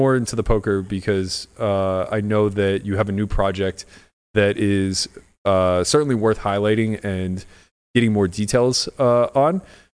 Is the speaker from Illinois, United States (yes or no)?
no; Pittsburgh, Pennsylvania, United States; You know, we're from Pittsburgh.